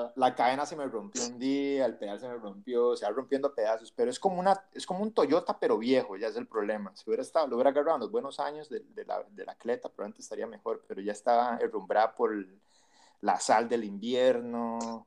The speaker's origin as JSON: {"language": "Spanish", "country": "Costa Rica", "also_born_or_lived": "Peru", "moved": "as an adult", "lives_now": "Ithaca, United States"}